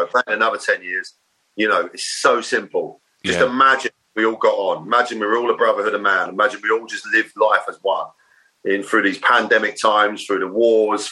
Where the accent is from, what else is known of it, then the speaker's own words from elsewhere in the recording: Maidstone, South East England, United Kingdom; also born or lived in Ashford / New Cross, London / Manchester; In Kent. Right. I was down in Kent. I was born in Ashford. Lived just outside Maidstone